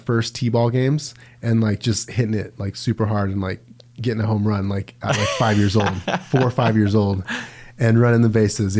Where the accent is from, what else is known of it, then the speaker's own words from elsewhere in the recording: Las Vegas, Nevada, United States; moved away; I grew up in Vegas, and it was definitely different